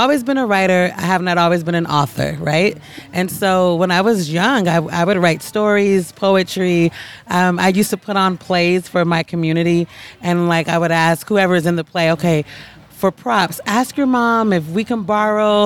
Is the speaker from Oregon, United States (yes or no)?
yes; Portland, Oregon, United States; now in New York City, United States; I grew up in Portland, Oregon, which is very similar to here